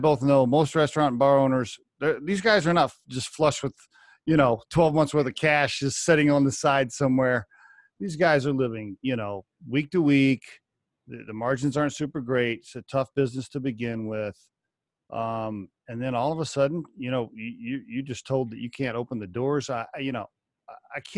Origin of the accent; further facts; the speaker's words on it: Oklahoma, United States; moved away; also born or lived in Texas; I grew up in Oklahoma